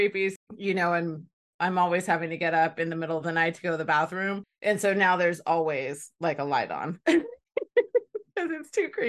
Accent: California, United States; I grew up in Northern California, just north of San Francisco.

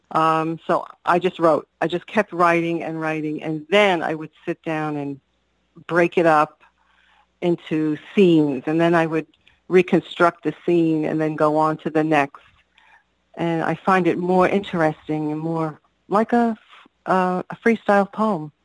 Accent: New York City, New York, United States; growing up on Staten Island

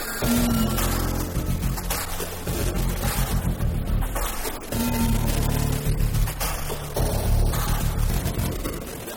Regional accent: Ireland; now in Bratislava, Slovakia; I live in Bratislava. I'm from Ireland

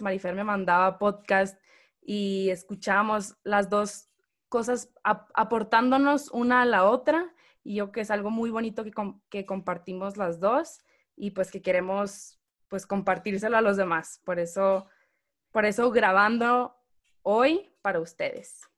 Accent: Hermosillo, Sonora, Mexico; moved away as an adult; now in Guadalajara, Mexico; soy de Hermosillo, Sonora. Me vine a vivir a Guadalajara hace cinco años

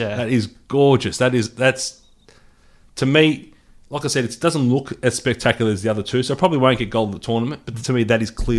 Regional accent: Australia; Australia. I'm Australian.

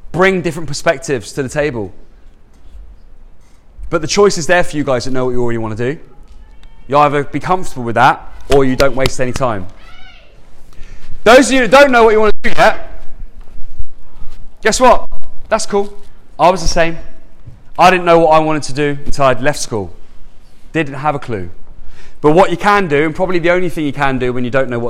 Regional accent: Andover, South East England, United Kingdom; I'm like born and raised in Andover, just down the road.

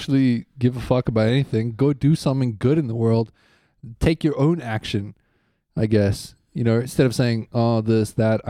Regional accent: Switzerland

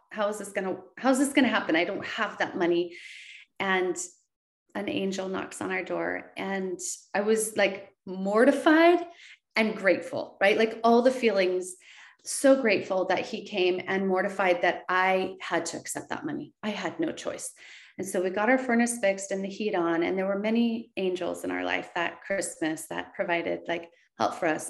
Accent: West Linn, Oregon, United States; my hometown of West Lynn

